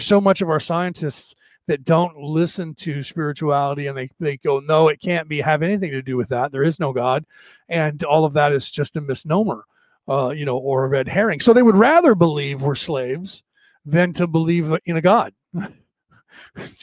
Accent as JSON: {"language": "English", "country": "United States", "tie": "born or raised there", "said": "I was brought up in America"}